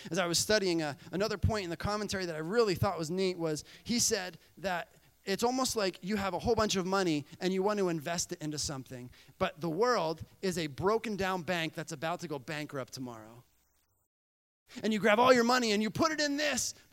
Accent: Bolivia; You know, growing up in Bolivia, um, we would go away for about four years, right?

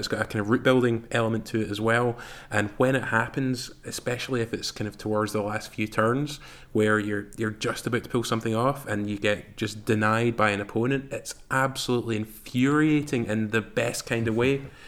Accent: Glasgow, Scotland, United Kingdom; I'm from Glasgow.

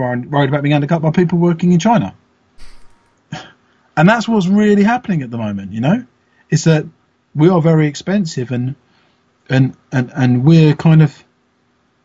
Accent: London, United Kingdom; moved away; I think I was born in London. I don't live there anymore

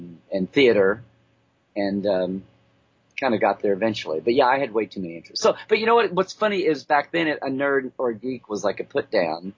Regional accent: Oklahoma, United States; growing up in Oklahoma. So I was out in the middle of nowhere

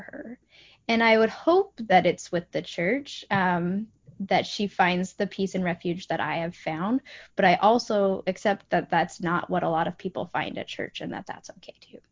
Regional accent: Boise, Idaho, United States; moved away as an adult; also born or lived in Logan, Utah; now in Florida, United States; I grew up in Boise, Idaho, but I spent the last 10 years in uh, Cache Valley, Logan, Utah.

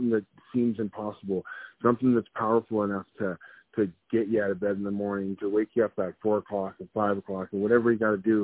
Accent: Amherstburg, Ontario, Canada; also born or lived in Windsor, Ontario; growing up in Windsor, Ontario, Amherstburg, Ontario, Detroit was right across the border

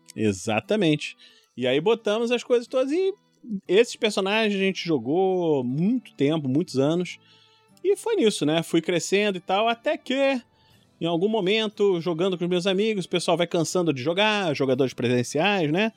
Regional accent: Rio de Janeiro, Brazil; also born or lived in São Paulo; moro no Rio de Janeiro, nascido e criado no Rio

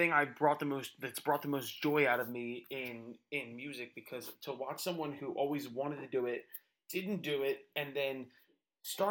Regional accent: Philadelphia, Pennsylvania, United States; moved away as an adult; also born or lived in Nashville; So like I was born in Philadelphia, I was raised in Philadelphia

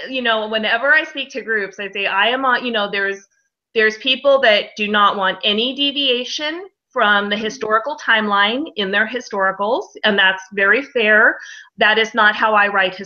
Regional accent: United States; I'm American

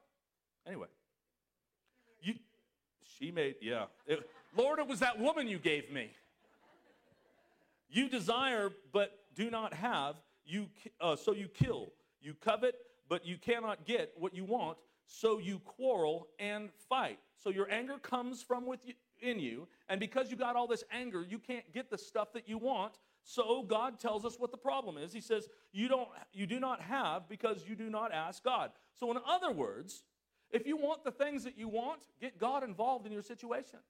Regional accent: Southern California, United States; moved away; I was from Southern California. I mean, California, I lived right on the beach.

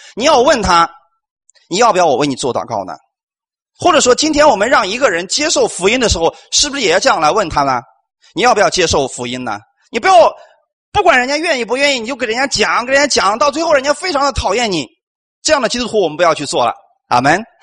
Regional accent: China; 我们中国人

